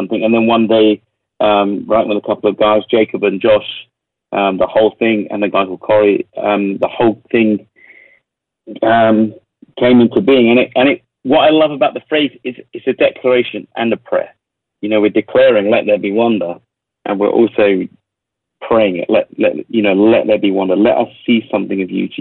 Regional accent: London, United Kingdom; accent: London-ish English; my English accent is very, it's quite kind of common. You know, it's a bit London-ish.

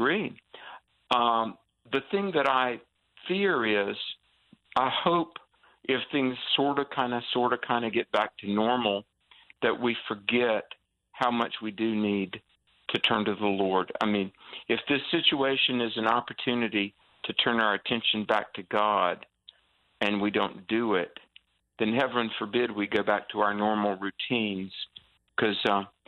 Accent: North Carolina, United States; my home state of North Carolina

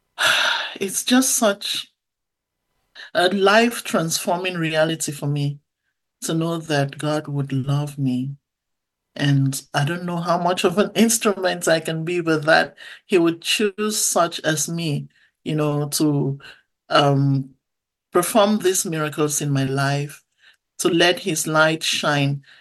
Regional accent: Bamenda, North-West Region, Cameroon; That's where I was born in a little town called Bamenda. And uh, so, growing up in Cameroon, I went to church a lot as a little girl.

